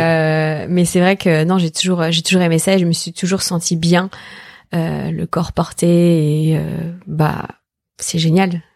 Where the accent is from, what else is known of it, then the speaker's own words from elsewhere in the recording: Martinique, France; moved away; j'ai grandi en Martinique